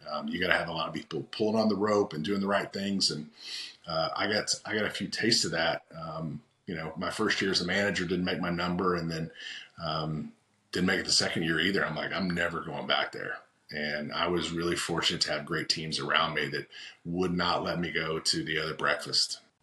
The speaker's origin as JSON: {"language": "English", "region": "Oklahoma", "country": "United States", "said": "I'm from Oklahoma"}